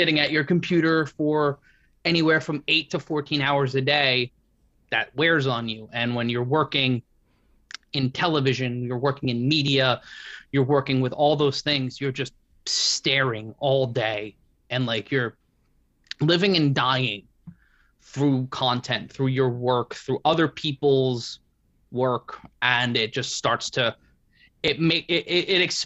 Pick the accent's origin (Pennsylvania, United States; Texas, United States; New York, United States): New York, United States; New York City; where I grew up in Brooklyn